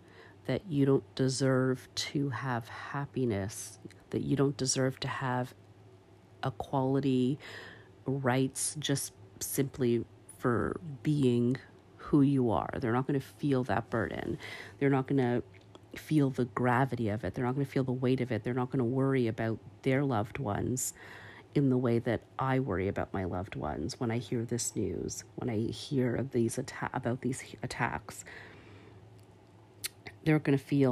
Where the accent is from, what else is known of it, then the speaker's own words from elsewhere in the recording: Canada; as a Canadian